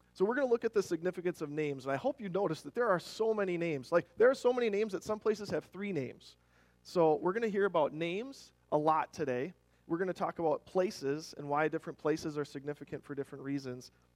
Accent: Rochester, Minnesota, United States; also born or lived in Germany / Twin Cities, Minnesota; I grew up in Rochester, so uh, you could see the giant Mayo Clinic downtown buildings from, from our backyard

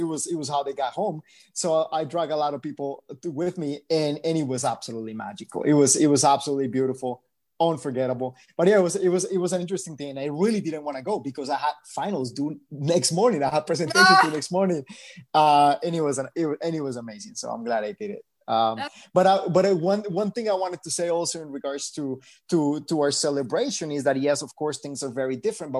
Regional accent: Bogotá, Colombia; also born or lived in Miami; now in Los Angeles, United States; I'm originally from Bogota, Colombia, but I lived in Miami first.

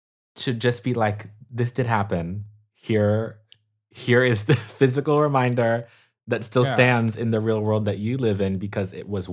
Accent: California, United States; I guess I'm a Californian through and through.

